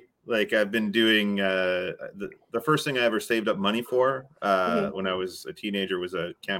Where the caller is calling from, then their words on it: British Columbia, Canada; I'm in British Columbia, Canada.